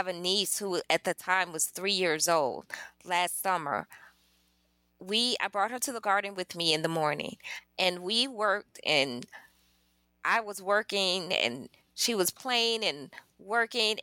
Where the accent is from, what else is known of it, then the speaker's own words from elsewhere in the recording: Chicago, Illinois, United States; also born or lived in Nauvoo, Illinois; I'm from Chicago as well. The hustle and bustle of the big city, the trains and everything